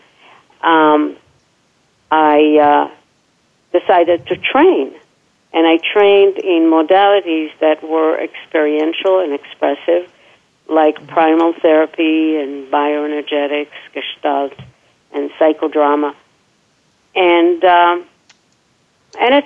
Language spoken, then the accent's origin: English; Israel; moved away; born and raised in Israel